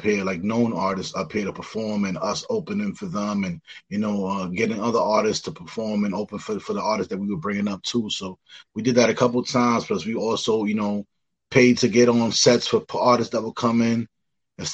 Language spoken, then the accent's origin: English; New York City, New York, United States; moved away as an adult; now in Rochester, United States; being born and raised in the Bronx